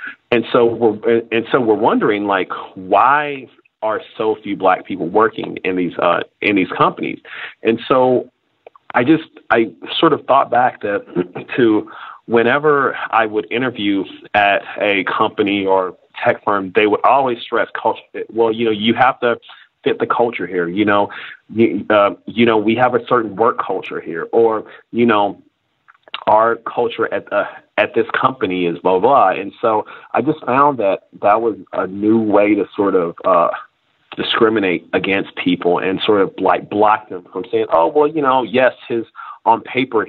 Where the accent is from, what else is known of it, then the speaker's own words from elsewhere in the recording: Kansas City, Missouri, United States; now in San Francisco, United States; I am originally from Kansas City, Missouri